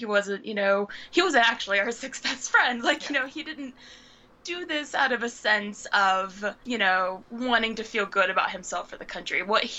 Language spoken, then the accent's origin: English; the South, United States; being the Southerner here, I was legit taught about the War of Northern Aggression